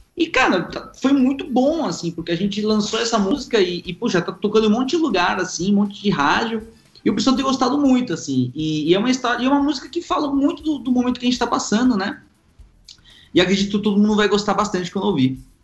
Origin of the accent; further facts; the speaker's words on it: Argentina; now in Brazil; eu sou argentino